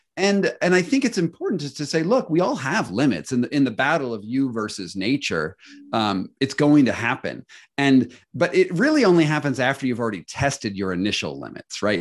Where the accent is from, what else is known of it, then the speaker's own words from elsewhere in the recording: United States; as an American